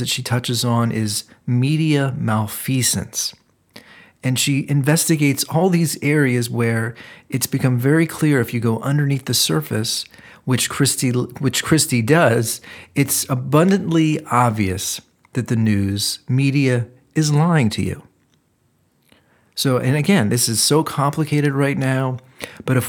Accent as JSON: {"language": "English", "town": "Cleveland", "region": "Ohio", "country": "United States", "said": "I'm actually from Ohio also, from Cleveland."}